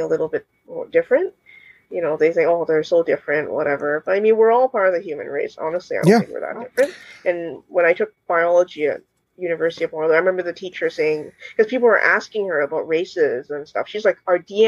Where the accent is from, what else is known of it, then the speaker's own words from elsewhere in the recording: Canada; Although I grew up here, I was born here